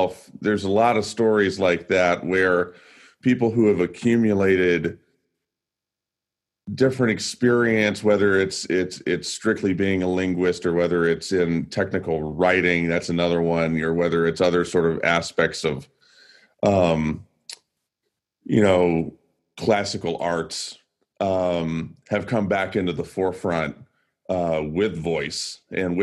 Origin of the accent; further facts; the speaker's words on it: the South, United States; I'm born and raised in the South